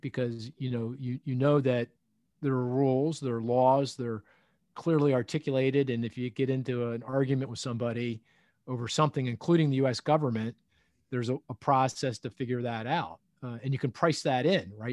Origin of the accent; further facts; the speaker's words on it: United States; I am an American